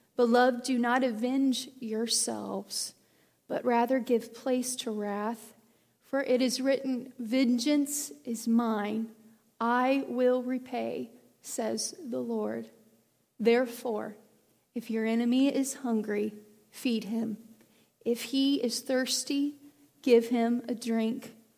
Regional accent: United States; I am an American, I am a Christian

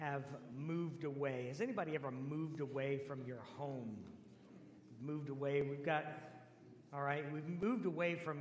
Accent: Canton, Ohio, United States; moved away; my home where I grew up is the amazing, great city of Canton, Ohio

